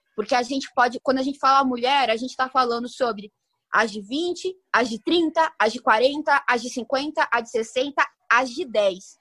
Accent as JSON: {"language": "Portuguese", "country": "Brazil", "said": "como brasileira"}